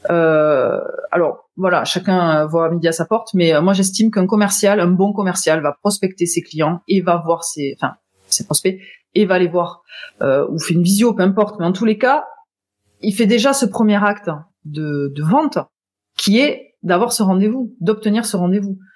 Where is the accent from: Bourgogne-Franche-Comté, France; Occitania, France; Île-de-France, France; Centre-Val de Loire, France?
Occitania, France; Toulouse; je viens de Toulouse